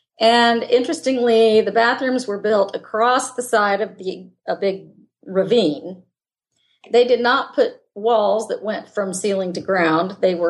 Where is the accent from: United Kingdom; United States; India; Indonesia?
Indonesia; born there; Yeah, I was born in Indonesia.